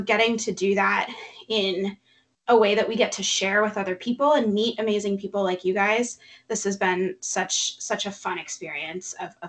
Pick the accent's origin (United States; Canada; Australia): United States; Cincinnati, Ohio; we're both from the Cincinnati area.